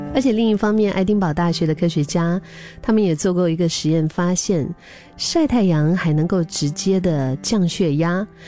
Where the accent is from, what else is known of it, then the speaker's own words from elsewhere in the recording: Dali, Yunnan, China; now in Singapore; 我的老家，因为我老家是云南大理，云南是属于高原